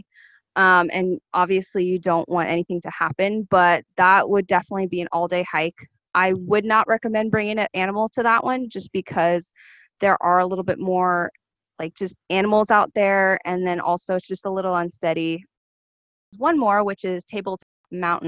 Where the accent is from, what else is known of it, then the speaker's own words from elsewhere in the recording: San Jose, California, United States; I was from San Jose, California.